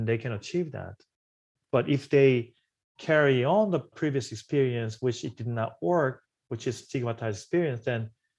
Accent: South Korea; now in New York, United States; This is a part of my story too, where I came from South Korea to New York.

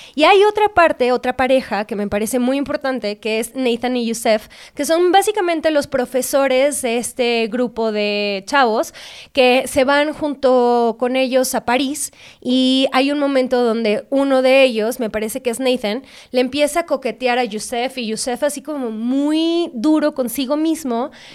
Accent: Guadalajara, Jalisco, Mexico; yo soy de Guadalajara, de una sociedad bastante conservadora

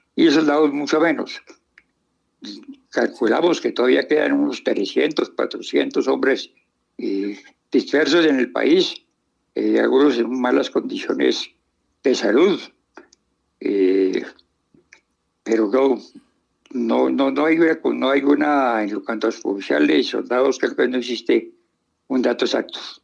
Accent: Colombia; me siento más colombiano que nunca

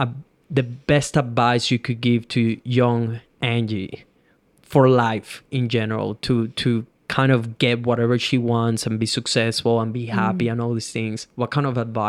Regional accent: Venezuela; English is a second language; I come from Venezuela, third world country, didn't even spoke English 6 years ago

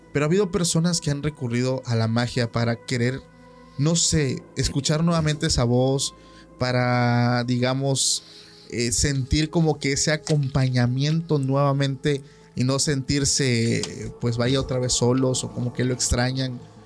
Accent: Oaxaca, Mexico; Yo soy de Oaxaca

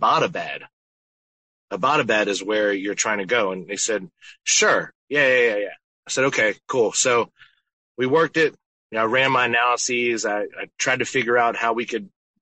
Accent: Temple Hills, Maryland, United States; I grew up in Temple Hills, Maryland

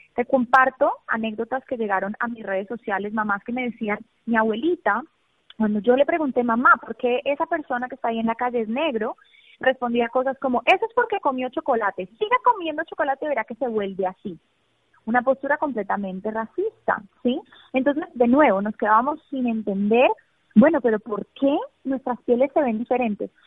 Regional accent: Colombia; moved away as an adult; now in United States; yo soy psicóloga colombiana

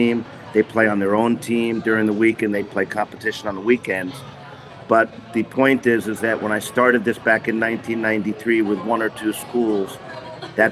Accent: New York, United States; moved away as an adult; now in Japan; I'm originally from the States, from New York. I wound up in Japan in the mid-1980s as a player

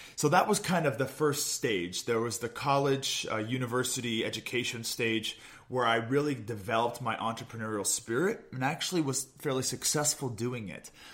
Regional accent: Olympia, Washington, United States; also born or lived in Midwest; I'm from Olympia, Washington. Uh, grew up just a, uh, a beautiful 30 minute drive south of where I met Catherine in Gig Harbor

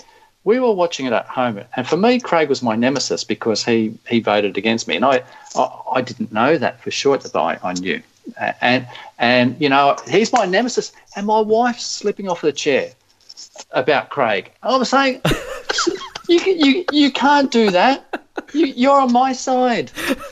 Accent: Australia; we're different, we're Australian, we don't have to play the game this way

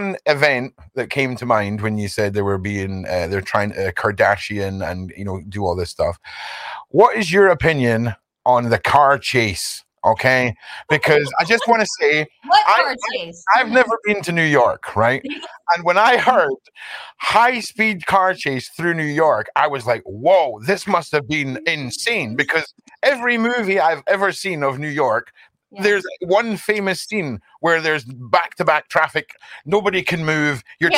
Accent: Edinburgh, Scotland, United Kingdom; I'm from Edinburgh

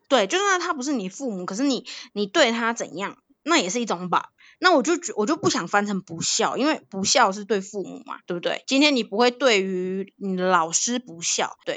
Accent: Thailand; moved away; 小时候，哎，我真的是很认真地学，呃，泰国国歌

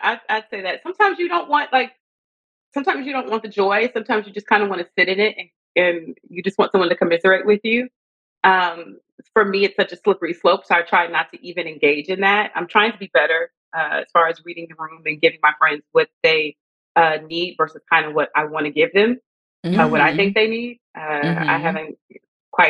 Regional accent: Lake Charles, Louisiana, United States; now in Los Angeles, United States; I'm from Lake Charles, Louisiana. I'm a small town girl.

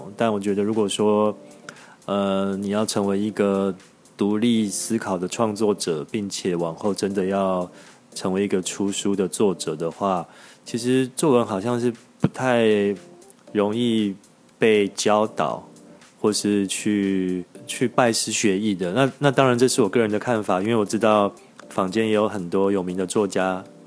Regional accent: Tainan, Taiwan; 我确实是台南土生土长的孩子

